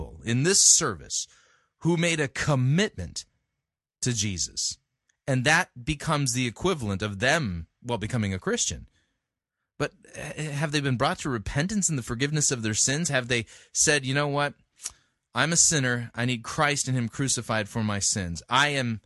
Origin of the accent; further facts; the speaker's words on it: United States; as an American